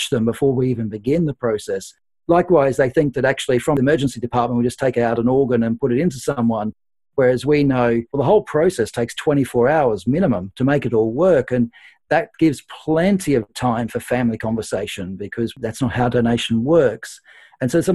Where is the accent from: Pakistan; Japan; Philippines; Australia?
Australia; now in United Kingdom; I'm Australian, and so I have a lot of contacts back home in Australia.